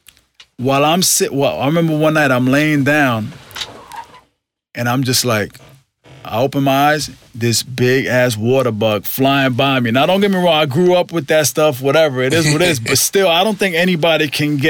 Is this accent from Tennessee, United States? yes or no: no; New York, United States; I'm from New York